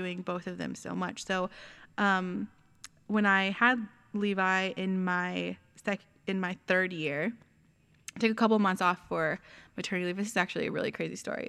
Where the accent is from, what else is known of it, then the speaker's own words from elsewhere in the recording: San Antonio, Texas, United States; moved away; we're both actually from Texas